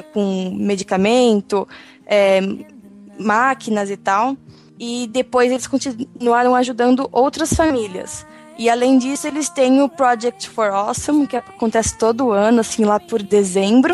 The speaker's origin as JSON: {"language": "Portuguese", "region": "São Paulo", "country": "Brazil", "said": "eu sou de São Paulo"}